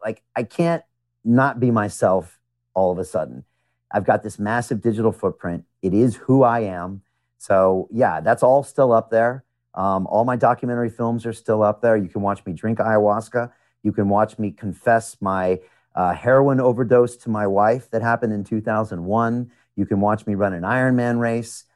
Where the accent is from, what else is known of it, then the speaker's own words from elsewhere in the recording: United States; moved away as an adult; also born or lived in Chicago / New York; now in London, United Kingdom; I am an American. I was born in America